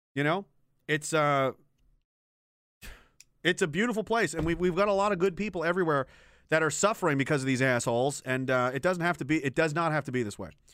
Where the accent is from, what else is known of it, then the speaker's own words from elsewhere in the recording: Pictou, Nova Scotia, Canada; moved away as an adult; also born or lived in Gagetown, New Brunswick / Petawawa, Ontario; I'm from Pictou, Nova Scotia originally.